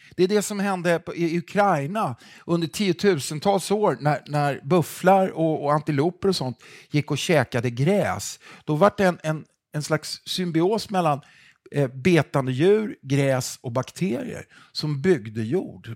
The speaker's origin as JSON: {"language": "Swedish", "town": "Stockholm", "region": "Stockholm County", "country": "Sweden", "said": "jag är en kille från Stockholm"}